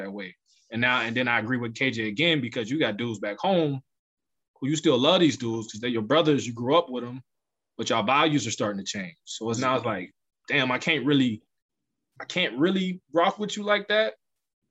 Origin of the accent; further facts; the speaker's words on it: Youngstown, Ohio, United States; Growing up in Youngstown in the 90s was extremely hard